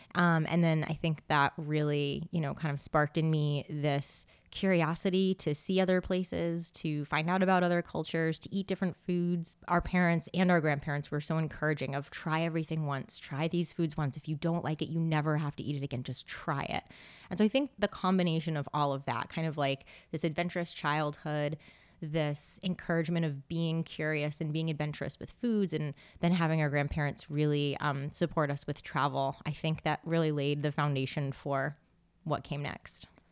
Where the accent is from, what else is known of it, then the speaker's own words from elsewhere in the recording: West Greenwich, Rhode Island, United States; moved away as an adult; also born or lived in San Diego / Seattle / South Korea / Phnom Penh; now in Boston, United States; I grew up in Rhode Island, very small town